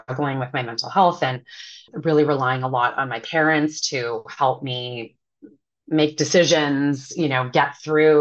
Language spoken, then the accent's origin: English; Ottawa, Ontario, Canada; moved away as an adult; also born or lived in Toronto, Canada; now in New York, United States; left my hometown of Ottawa to go to the University of Toronto